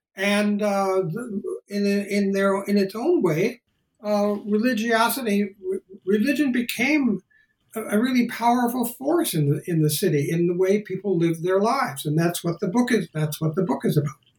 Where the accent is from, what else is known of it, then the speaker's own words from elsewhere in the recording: Hector, Minnesota, United States; moved away as an adult; also born or lived in Bakersfield, California / Chicago, Illinois / New Haven, Connecticut; I grew up in Hector, Minnesota.